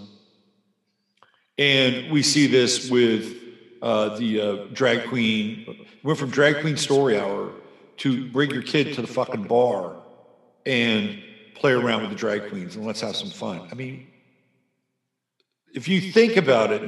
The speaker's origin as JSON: {"language": "English", "town": "San Francisco", "region": "California", "country": "United States", "tie": "born or raised there", "said": "I grew up in San Francisco, the Bay Area"}